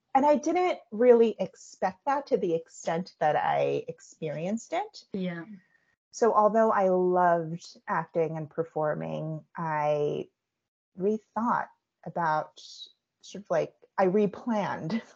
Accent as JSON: {"language": "English", "country": "United States", "said": "I'm Korean American. My parents are Korean immigrants uh, and they immigrated over to the US"}